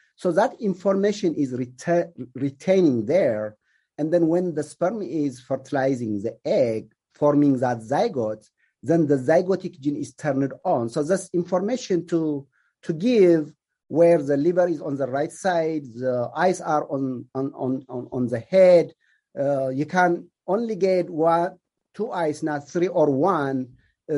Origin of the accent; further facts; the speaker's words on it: Ethiopia; also born or lived in Kenya / Illinois / Georgia; now in United States; I am originally from Ethiopia, so I came here as an immigrant